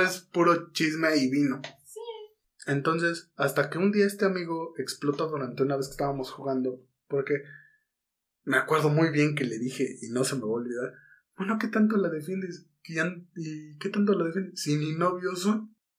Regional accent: Mexico City, Mexico; Estamos en Guadalajara. Somos chilangos

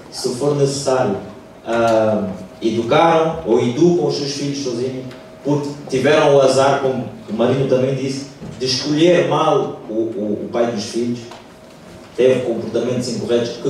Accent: Cape Verde; Eu sou cabo-verdiano, okay. eu nasci em Cabo Verde, ah, a minha mãe é cabo-verdiana, o meu pai é português.

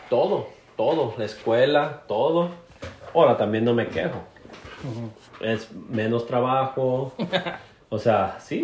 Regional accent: Barra de Navidad, Jalisco, Mexico; moved away as an adult; also born or lived in Alberta, Canada; now in Jasper, Canada; soy originario de Barra de Navidad, Jalisco.

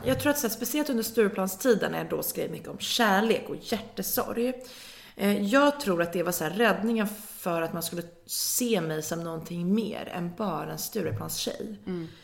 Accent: Nacka, Stockholm County, Sweden; jag är från Nacka

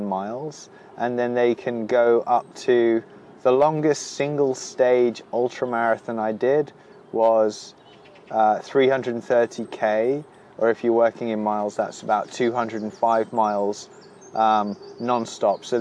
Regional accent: Wolverhampton, West Midlands, United Kingdom; also born or lived in South London; now in London, United Kingdom; I hail from Wolverhampton, which is my hometown

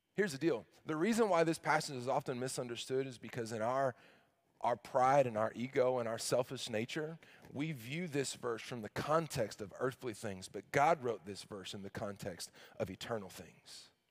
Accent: Arkansas, United States; I grew up in the South

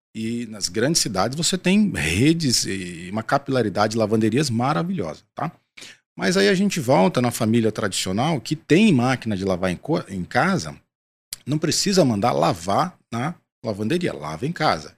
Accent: São Paulo, Brazil; sou paulistano

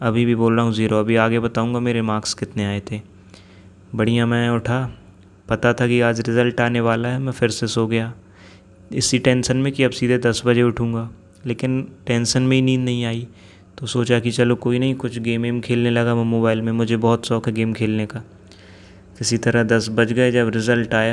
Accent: Jabalpur, Madhya Pradesh, India; मैं जबलपुर मध्य प्रदेश से बिलोंग करता हूँ मैं 21 साल का अभी हो गया हूँ

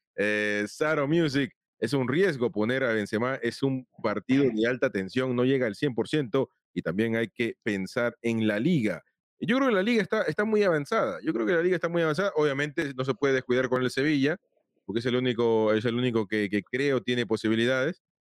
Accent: Peru; now in United States; yo soy peruano, vivo acá en Estados Unidos

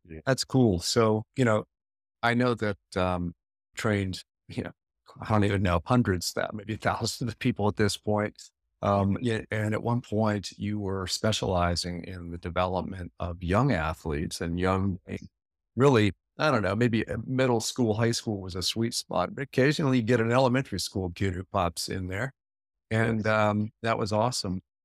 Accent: Alexandria, Virginia, United States; my hometown here of Alexandria

